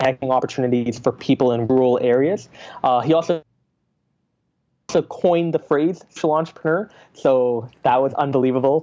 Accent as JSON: {"language": "English", "town": "Calgary", "region": "Alberta", "country": "Canada", "tie": "born or raised there", "also_born_or_lived": "Singapore"}